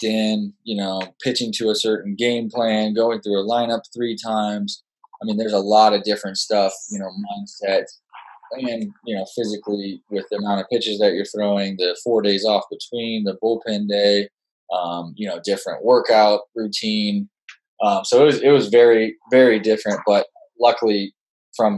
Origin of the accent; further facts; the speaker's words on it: Las Vegas, Nevada, United States; moved away as an adult; also born or lived in Utah; I grew up in Las Vegas, Nevada